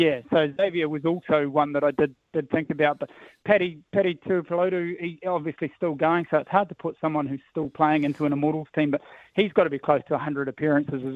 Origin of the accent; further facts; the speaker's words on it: Auckland, New Zealand; now in Tauranga, New Zealand; Live in Tauranga, but Auckland boy at heart.